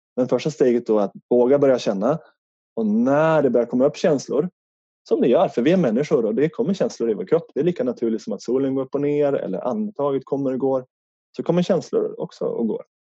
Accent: Härnösand, Västernorrland County, Sweden; accent: Norrland dialect; now in Stockholm, Sweden; Utanför Härnösand i Norrland så eh, bor jag bott på ett hus ute på landet

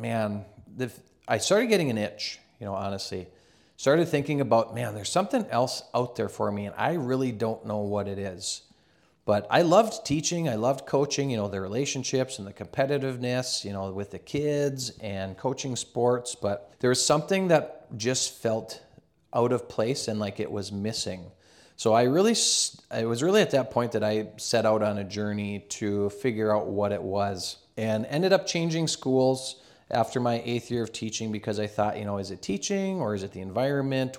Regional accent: Carrington, North Dakota, United States; I grew up in a small town. I'm originally from Carrington, North Dakota, a small town, about two thousand people.

